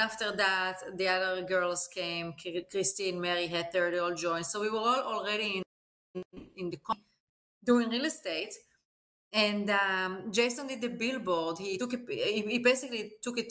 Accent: Eilat, Southern District, Israel; moved away as an adult; now in United States; I grew up in Israel in a beautiful city named Eilat, in next to the Jordan and Egypt border. And I lived in Israel until I was about 20

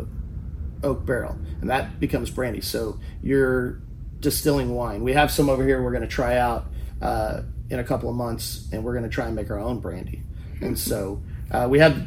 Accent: Kerrville, Texas, United States; moved away as an adult; now in Austin, United States; I grew up in Kerrville, Texas.

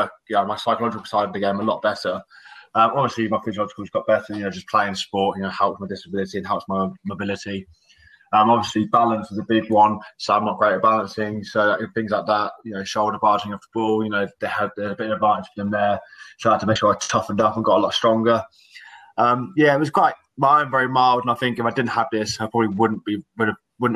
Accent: Oxfordshire, South East England, United Kingdom; I'm from Oxfordshire

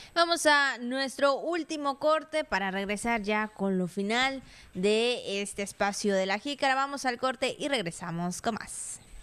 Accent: Mexico

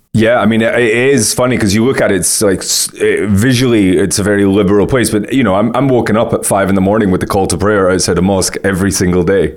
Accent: United Kingdom; I'm from Great Britain

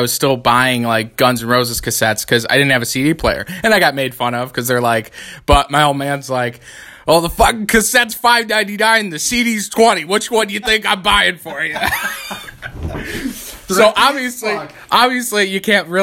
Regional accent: Canastota, New York, United States; obviously we grew up in Canastota. It's like Canastota Chittenango area, so it's like 25 minutes outside of the city.

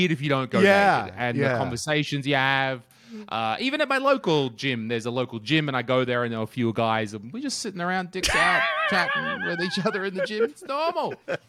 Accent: Australia; As an Australian person, I also had that question when I first arrived.

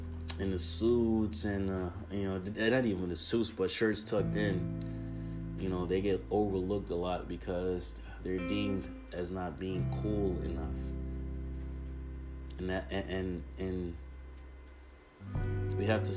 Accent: Jamaica; now in United States; I'm Jamaican. I grew up seeing this culture.

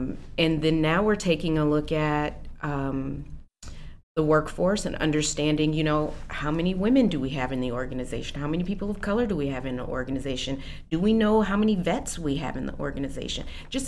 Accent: East Moline, Illinois, United States; moved away as an adult; also born or lived in Chicago; now in Aurora, United States; I was born in Chicago. Okay. But when I was 3, my family and I moved to the Quad Cities. So I actually was raised in East Moline, Illinois.

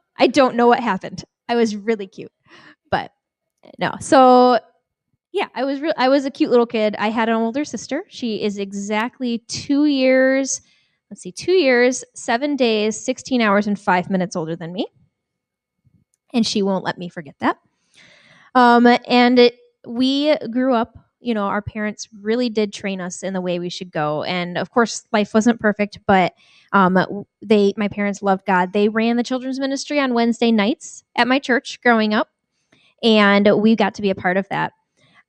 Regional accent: Jamestown, New York, United States; moved away as an adult; now in Minneapolis, United States; I grew up in New York State, Jamestown, New York

